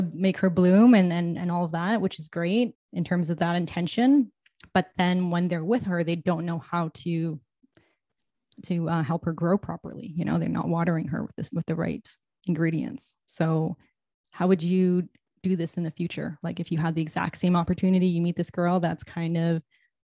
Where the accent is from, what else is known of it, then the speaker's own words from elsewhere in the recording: Toronto, Ontario, Canada; I'm from Toronto